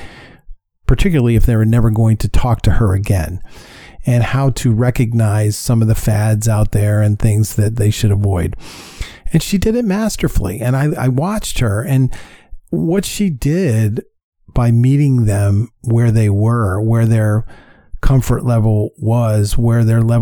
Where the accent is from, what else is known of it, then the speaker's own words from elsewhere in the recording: New York, United States; moved away; I'm from New York and he was at the helm when I was living in New York